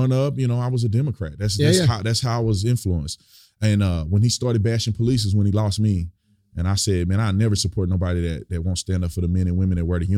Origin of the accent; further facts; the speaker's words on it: Fort Worth, Texas, United States; I'm born and raised in Fort Worth, Texas.